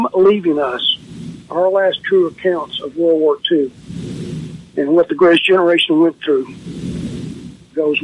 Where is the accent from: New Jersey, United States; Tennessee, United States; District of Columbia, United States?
Tennessee, United States; Raleigh-Bartlett; the Raleigh Bartlett Star, my hometown paper